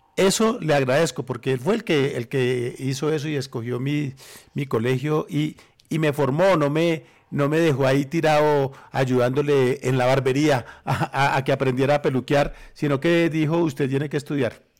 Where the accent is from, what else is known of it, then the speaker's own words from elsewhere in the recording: Armenia, Quindío, Colombia; moved away; also born or lived in Bogotá; Yo vivía en Armenia cuando, fui, cuando era niño. yo nací en Bogotá y me llevaron a vivir a Armenia